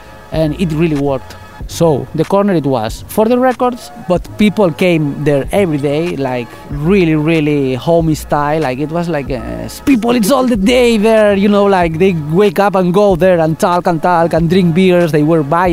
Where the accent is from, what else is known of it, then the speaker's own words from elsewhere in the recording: Catalonia, Spain; English is a second language; now in Barcelona, Spain; I am not from Barcelona. I am Catalan, but I came here, I don't know, like 25 years ago.